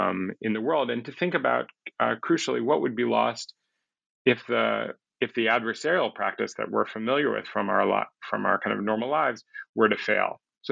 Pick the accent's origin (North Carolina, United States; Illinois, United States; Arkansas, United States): Illinois, United States; Chicago; people like the people I grew up with in Chicago